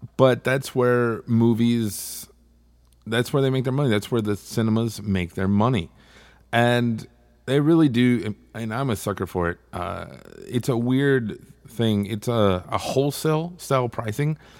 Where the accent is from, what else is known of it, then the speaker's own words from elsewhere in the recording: Texas, United States; I'm from Texas